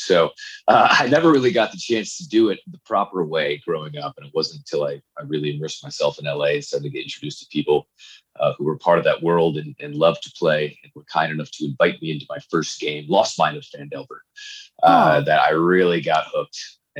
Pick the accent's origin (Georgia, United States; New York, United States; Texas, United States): New York, United States; Canajoharie; I grew up in a very small town called Canajoharie, New York, which is, I think, Iroquois Indian in origin, the name of that town, which is about 40 miles west of Albany, the state capital. It's a town of about 2,500, 3,000 people.